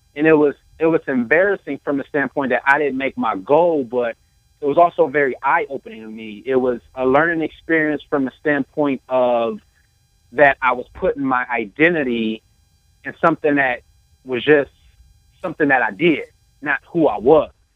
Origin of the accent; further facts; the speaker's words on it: Toledo, Ohio, United States; I was born and raised in Toledo, Ohio.